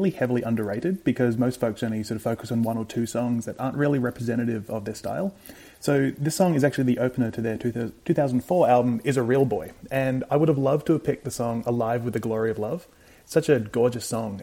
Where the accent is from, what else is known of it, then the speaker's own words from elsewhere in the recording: Adelaide, South Australia, Australia; I was from Adelaide in South Australia